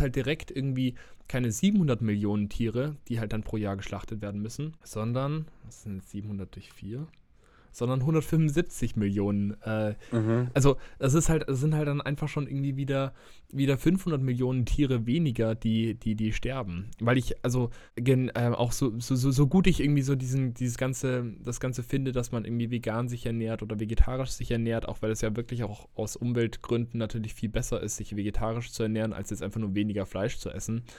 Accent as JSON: {"language": "German", "country": "Germany", "said": "bei uns in Deutschland"}